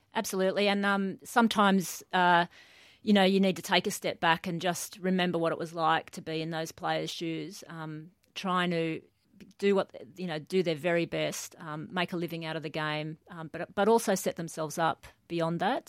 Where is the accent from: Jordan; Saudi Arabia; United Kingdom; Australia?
Australia; Newcastle, New South Wales; grew up uh, mainly in Newcastle. So before that, my um, a couple of country towns in New South Wales